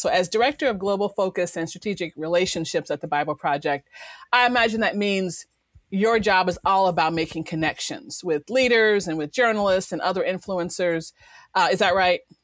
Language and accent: English; Chicago, Illinois, United States; I'm originally from Chicago